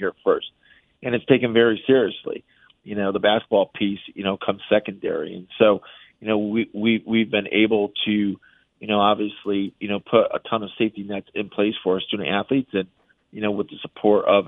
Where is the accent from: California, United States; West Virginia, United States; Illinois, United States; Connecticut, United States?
Connecticut, United States; moved away; also born or lived in Michigan; I'm from Connecticut originally